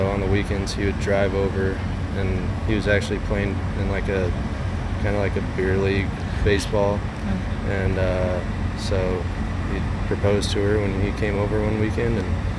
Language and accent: English; near Des Moines, Iowa, United States; I grew up in Iowa, just like 15 minutes outside Des Moines.